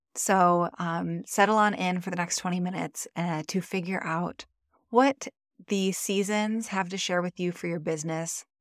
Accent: Michigan, United States; now in Maui, United States; I'm originally from Michigan, the Midwest

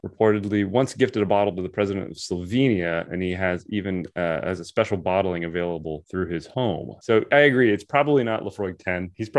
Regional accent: United States; This is why we're American.

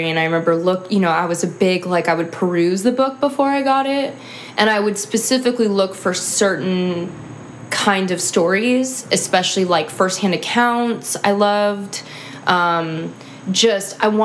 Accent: Sacramento, California, United States; moved away as an adult; also born or lived in Chicago; I'm from Sacramento, California

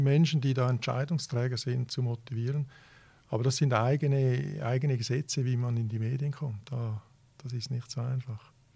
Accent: Switzerland; also born or lived in Italy; ich bin ja, ja Italiener und Schweizer

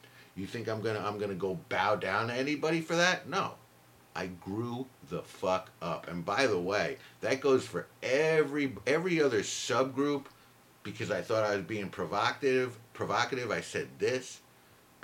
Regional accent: Idaho, United States; I grew up in Idaho and I never met a black person until I was 25

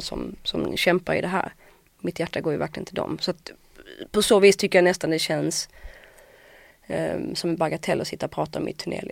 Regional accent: Åhus, Skåne, Sweden; en skola i Åhus där jag kommer ifrån

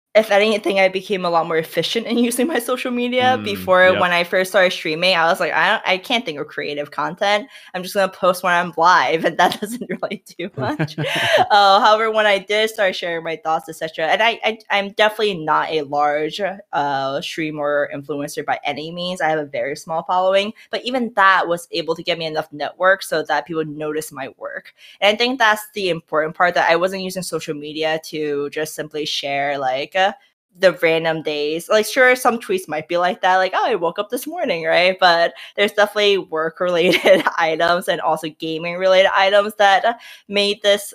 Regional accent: New York, United States; now in Minnesota, United States; Like, I come from New York, so I'm just like, New York has everything in the city.

